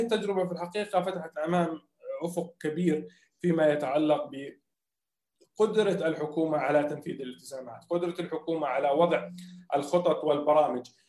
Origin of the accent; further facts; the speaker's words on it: Jordan; احنا ناس اردنيين